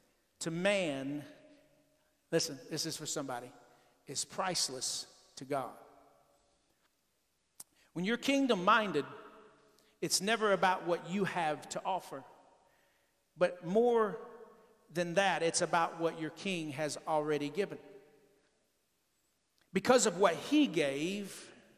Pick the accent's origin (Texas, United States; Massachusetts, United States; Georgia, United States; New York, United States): Texas, United States; I'm from Texas